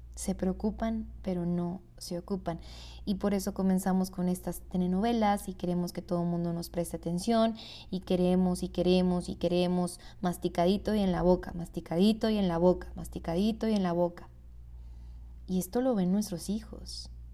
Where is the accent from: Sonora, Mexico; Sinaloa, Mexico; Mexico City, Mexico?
Sonora, Mexico; Hermosillo; yo soy de Hermosillo, Sonora